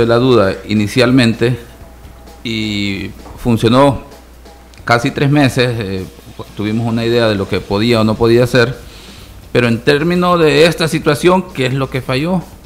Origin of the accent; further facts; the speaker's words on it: El Salvador; como salvadoreño, aficionado al fútbol